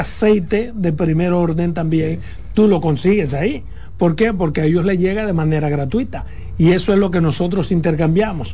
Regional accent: Pedernales, Dominican Republic; Por Pedernales que en mi pueblo

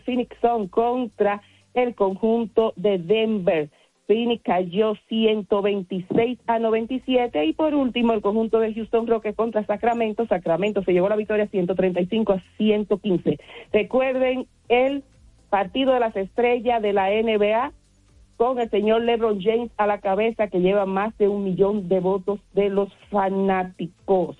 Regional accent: San Francisco de Macorís, Duarte, Dominican Republic; now in Santo Domingo, Dominican Republic; el equipo de mi pueblo natal, que son los gigantes del Cibao de San Francisco de Macorís

